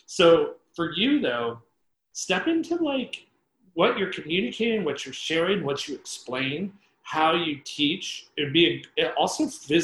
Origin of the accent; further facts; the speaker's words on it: Northeast, United States; now in Los Angeles, United States; I grew up in the Northeast